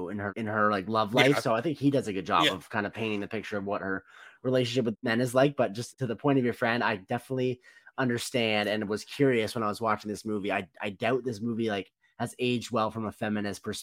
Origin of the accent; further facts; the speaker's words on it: Canada; as a Canadian